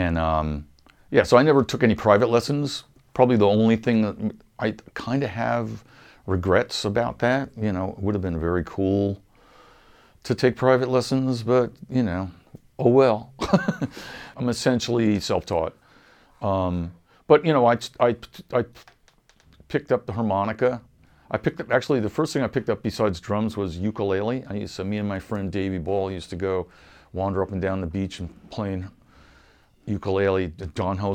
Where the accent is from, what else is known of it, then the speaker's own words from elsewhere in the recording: Wading River, New York, United States; also born or lived in Huntington, New York; I kind of grew up in a little town called Wading River